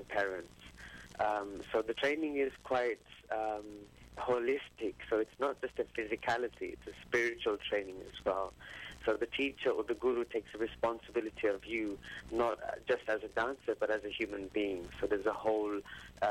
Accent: England, United Kingdom; my upbringing here in the West, in England

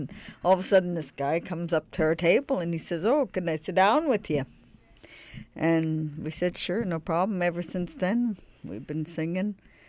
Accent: Alberta, Canada; now in Nanaimo, Canada; I'm originally from Alberta.

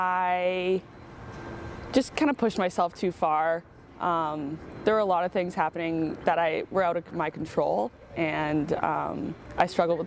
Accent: Victoria, British Columbia, Canada; I won it in Victoria, so that's my hometown, and all of my family and friends were there.

